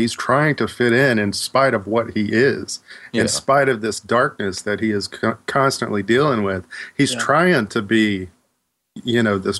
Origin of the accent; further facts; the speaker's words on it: the South, United States; I was born in the South as well and raised there.